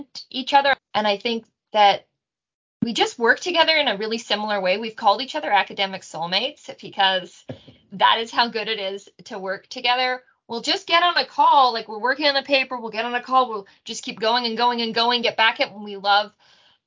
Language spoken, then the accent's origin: English; Canada; also born or lived in Australia / Israel / New Zealand; I'm a Canadian through and through